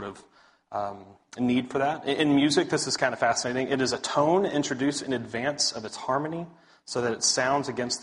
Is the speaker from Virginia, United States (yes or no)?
no; Big Spring, Texas, United States; now in Dallas, United States; I'm originally from West Texas, a little town called Big Spring, so out there on I-20 towards oil fields and such. West Texas boy